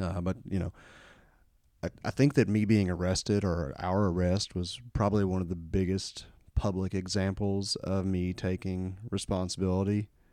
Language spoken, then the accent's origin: English; Kentucky, United States; growing up in Kentucky here, there's, uh, there's still quite a bit of racism